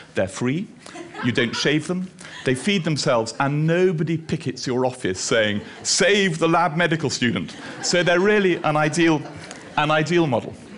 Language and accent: English; Edinburgh, Scotland, United Kingdom; also born or lived in Australia / Aberdeen; I'm from Edinburgh.